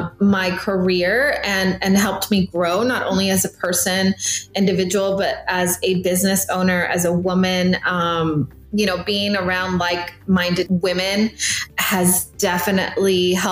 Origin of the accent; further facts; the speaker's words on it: McAllen, Texas, United States; also born or lived in Monterrey, Mexico; I was 6 years old when we moved into the States and pretty much was raised here in McAllen.